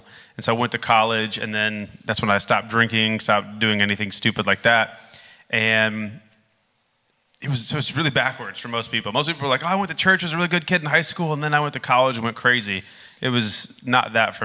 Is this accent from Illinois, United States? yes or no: no; Indiana, United States; moved away; also born or lived in Amsterdam; I grew up in Indiana.